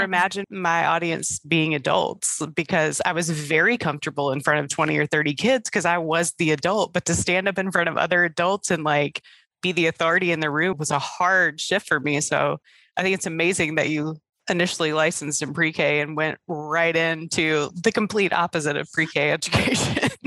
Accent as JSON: {"language": "English", "area": "Hampton Roads", "region": "Virginia", "country": "United States", "accent": "Southern", "said": "I'm from Hampton Roads area of Virginia, so the accents are very similar"}